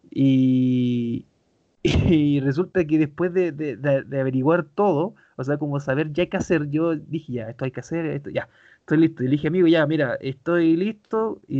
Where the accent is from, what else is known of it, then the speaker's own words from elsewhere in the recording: Arica, Arica y Parinacota, Chile; tú me que soy de Arica, weón?